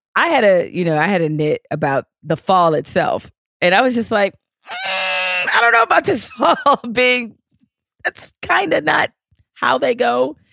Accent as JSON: {"language": "English", "town": "Detroit", "region": "Michigan", "country": "United States", "tie": "born or raised there", "said": "me growing up in Detroit"}